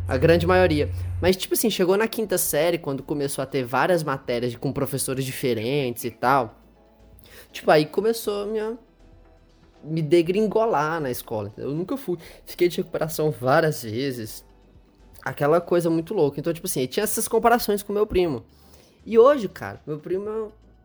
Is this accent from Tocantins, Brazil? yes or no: yes; Palmas, Tocantins, Brazil; moved away; also born or lived in Goiânia, Goiás, Brazil; nasci em Goiânia, voltei para lá, que foi onde a gente se conheceu, e hoje voltei para Palmas, que é onde eu morava depois que eu fui embora de Goiânia quando eu nasci